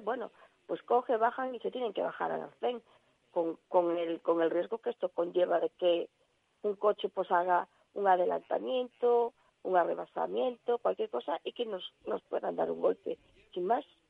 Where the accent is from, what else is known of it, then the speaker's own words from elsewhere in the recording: Galicia, Spain; aquí en mi pueblo